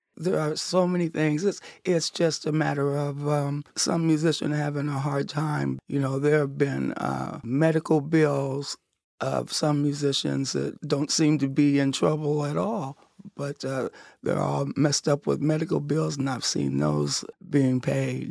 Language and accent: English; Cincinnati, Ohio, United States; moved away as an adult; also born or lived in New England; I was gone from Cincinnati about thirty years